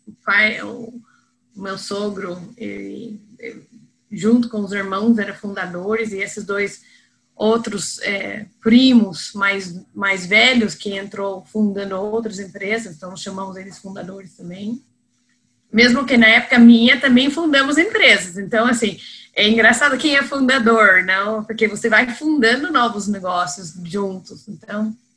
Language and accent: Portuguese; United States; Portuguese is a second language; moved away as an adult; also born or lived in Spain; now in Brazil; eu sou americana, então vocês que estão ouvindo mais no sul, não é que eu sou de importada de Campinas ou Ribeirão, é, é americana mesmo.